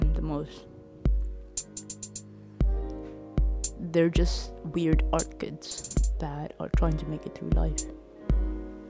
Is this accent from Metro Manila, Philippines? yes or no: no; Leyte, Eastern Visayas, Philippines; moved away as an adult; now in Manila, Philippines; I'm from Leyte